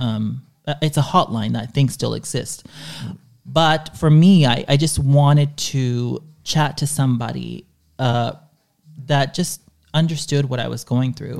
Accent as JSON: {"language": "English", "town": "Dallas", "region": "Texas", "country": "United States", "tie": "born or raised there", "first_language": "Spanish", "second_language": "English", "moved": "yes", "said": "the area where I was growing up in Dallas"}